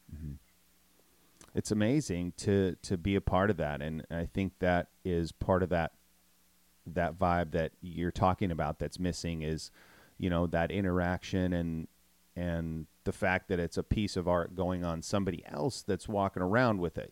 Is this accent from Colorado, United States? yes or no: no; Minnesota, United States; moved away; I grew up in Minnesota in the Midwest